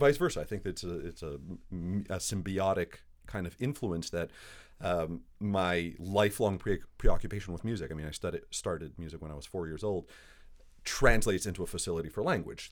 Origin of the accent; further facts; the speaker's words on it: Montreal, Quebec, Canada; moved away as an adult; also born or lived in New York City; now in Winnipeg, Canada; I grew up in Montreal. I was, uh, raised in a Greek household in an Italian neighborhood in French Canada